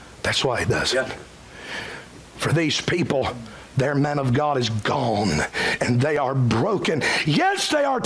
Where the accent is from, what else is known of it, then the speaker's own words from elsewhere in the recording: Cowpens, South Carolina, United States; in my hometown of Cowpens